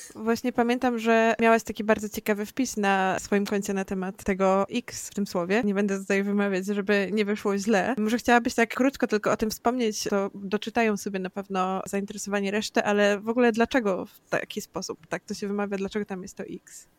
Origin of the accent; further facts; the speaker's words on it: Masovian Voivodeship, Poland; Ja jestem z Mazowsza